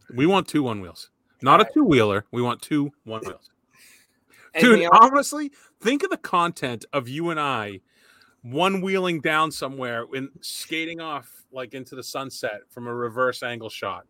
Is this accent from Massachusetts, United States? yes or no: yes; Boston, Massachusetts, United States; I was from Boston.